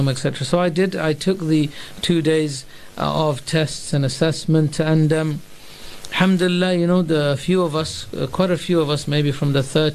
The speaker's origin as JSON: {"language": "English", "town": "Bristol", "region": "South West England", "country": "United Kingdom", "tie": "born or raised there", "moved": "as an adult", "said": "I was living with my parents, studying in my hometown in Bristol"}